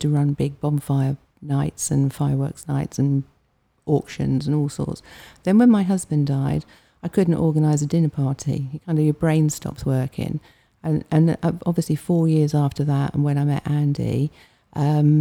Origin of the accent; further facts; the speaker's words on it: Hampshire, South East England, United Kingdom; also born or lived in Fleet; I'm from Hampshire